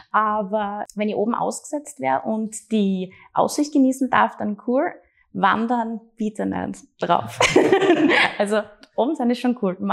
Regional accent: Graz, Styria, Austria; meine Heimat und extrem viele äh, gute und wenig schlechte Erinnerungen.

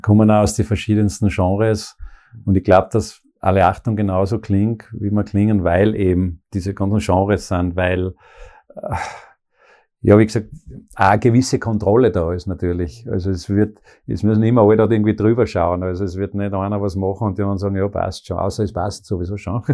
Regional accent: Pongau, Salzburg, Austria; moved away as an adult; now in Graz, Austria; Ich bin aus dem Bongau, eben im Bongau in Salzburg, also geboren dort.

